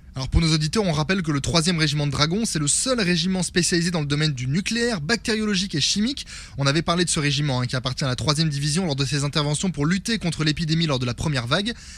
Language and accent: French; France; on est français